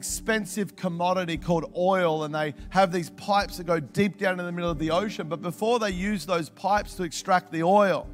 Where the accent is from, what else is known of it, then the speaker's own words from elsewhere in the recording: Melbourne, Victoria, Australia; moved away; I'm originally from Melbourne